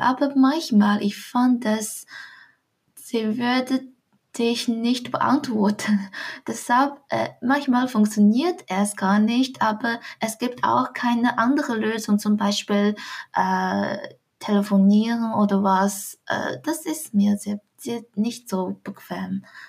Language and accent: German; Dongying, Shandong, China; German is a second language; moved away as an adult; also born or lived in Swabia, Germany; now in Germany; Ich komme aus äh, einer sehr kleinen Stadt von China namens Dongying aus Shandong-Provinz